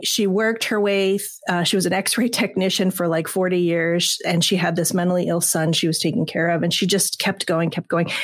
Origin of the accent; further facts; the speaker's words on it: Southern California, United States; I'm from Southern California